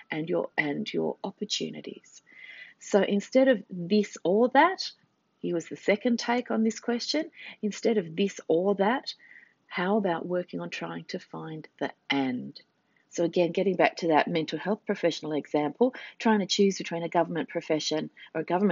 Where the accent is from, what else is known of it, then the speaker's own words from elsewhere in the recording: Australia; I said, "Australia."